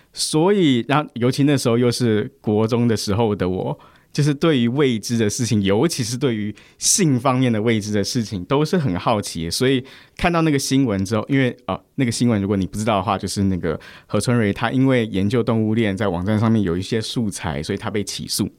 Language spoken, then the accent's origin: Chinese; Taipei, Taiwan; moved away as an adult; now in Hualien, Taiwan; 我出生成长，在二十六岁以前我都是在台北长大